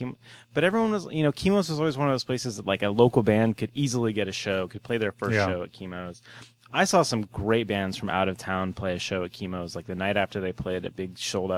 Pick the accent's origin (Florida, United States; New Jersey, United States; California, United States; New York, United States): California, United States; Bay Area; also born or lived in San Diego; when I moved to San Francisco, I grew up in the Bay Area, lived in San Diego for a while when I went to school and a couple years after, and I moved back here.